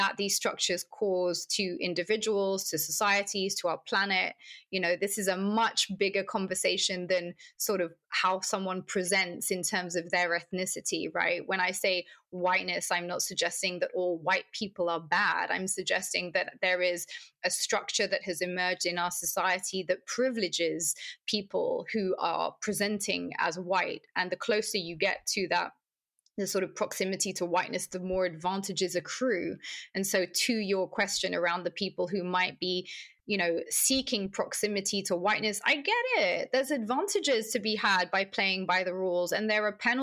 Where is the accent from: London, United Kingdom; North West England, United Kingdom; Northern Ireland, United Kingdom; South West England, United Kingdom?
London, United Kingdom; accent: British; also born or lived in Palestine; I've always thought of myself as a Londoner